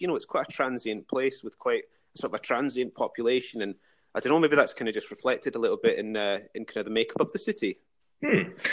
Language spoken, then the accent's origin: English; Dalkeith, Scotland, United Kingdom; moved away as an adult; also born or lived in Glasgow / Edinburgh; now in London, United Kingdom; I grew up in Dalkeith